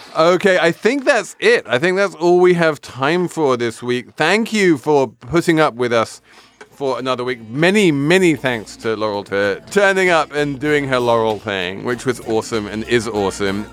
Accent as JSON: {"language": "English", "region": "England", "country": "United Kingdom", "said": "I'm English"}